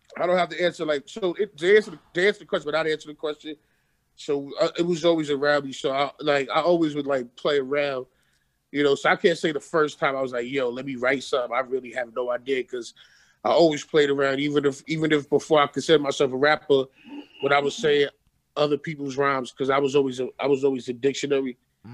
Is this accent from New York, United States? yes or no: yes; Bed-Stuy, New York, United States; Grow up, literally, like I grew up in Bed-Stuy, man.